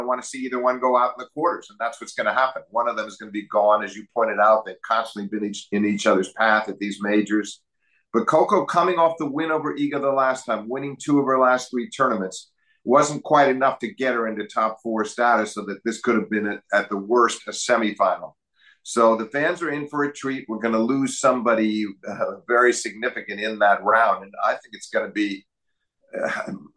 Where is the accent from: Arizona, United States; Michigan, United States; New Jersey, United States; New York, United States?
New York, United States; New York City; moved away; it's close enough to be my hometown. Once was my hometown.